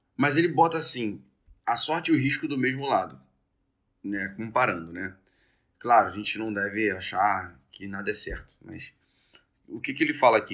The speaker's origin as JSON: {"language": "Portuguese", "country": "Brazil", "said": "a gente nasceu no Brasil"}